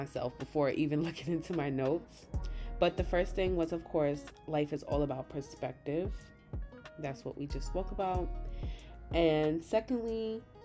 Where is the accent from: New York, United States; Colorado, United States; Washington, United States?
New York, United States; New York City; I'm from New York City, Queens to be exact